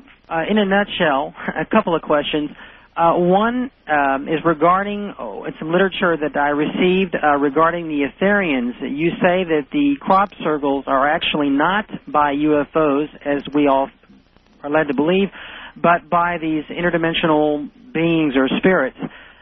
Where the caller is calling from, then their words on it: San Diego, California, United States; I'm calling from San Diego.